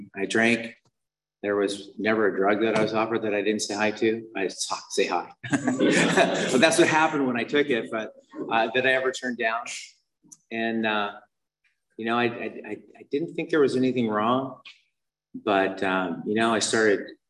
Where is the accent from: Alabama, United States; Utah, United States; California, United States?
Utah, United States; I was raised in Utah